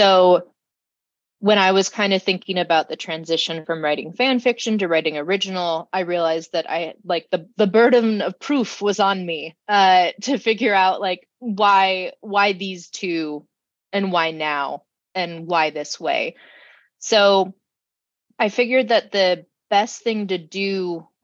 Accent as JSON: {"language": "English", "town": "Sacramento", "region": "California", "country": "United States", "tie": "born or raised there", "said": "I was born and raised in Sacramento"}